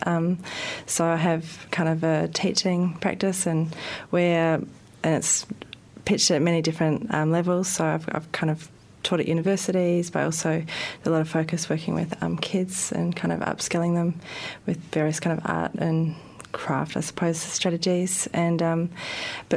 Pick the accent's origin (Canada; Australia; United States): Australia; Melbourne, Victoria; moved away as an adult; also born or lived in Sydney; now in Wellington, New Zealand; I'm originally from Melbourne and I did part of my art training there.